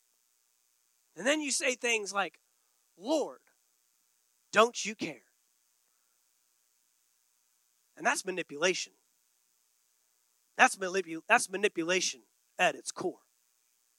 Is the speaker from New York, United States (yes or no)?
no; Texas, United States; moved away; I grew up in Texas